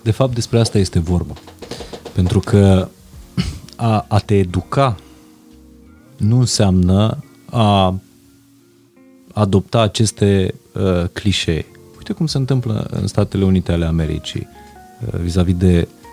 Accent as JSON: {"language": "Romanian", "region": "Transylvania", "country": "Romania", "said": "Eu vin din Ardeal."}